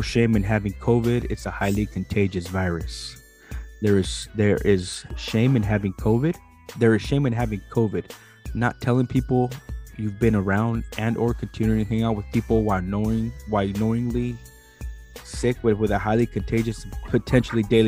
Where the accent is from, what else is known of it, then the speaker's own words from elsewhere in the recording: San Diego, California, United States; I was born in San Diego, the 80s. Born at a UCSD.